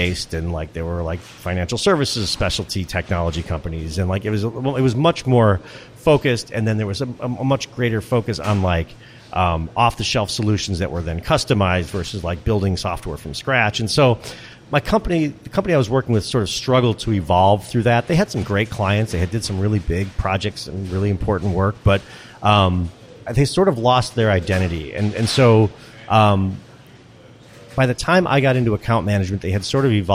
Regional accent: Skokie, Illinois, United States; I grew up in Skokie, Illinois at the time, high Jewish population

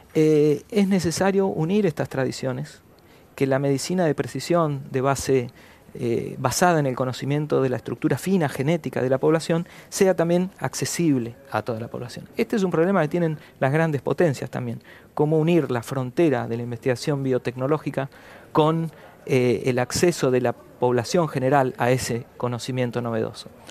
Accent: Patagonia, Argentina; Soy patagónico, mis padres son patagónicos, mis abuelos eran patagónicos.

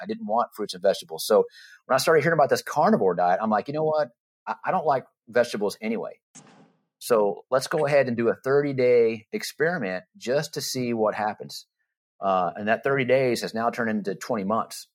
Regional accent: Texas, United States; moved away as an adult; also born or lived in Florida; we moved from Florida, uh, back to our hometown, Texas

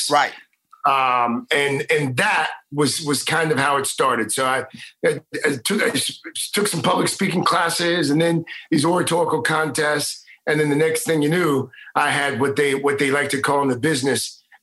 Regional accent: Houston, Texas, United States; My mom uh, you'll appreciate this uh, growing up in Houston

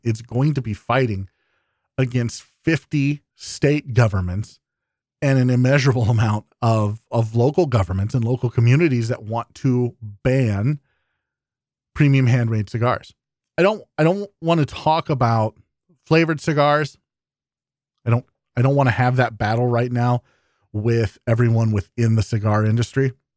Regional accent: Iowa, United States; my home state of Iowa

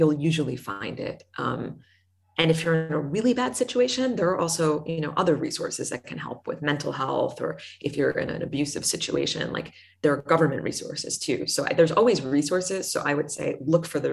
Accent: United States; accent: American; I'm American

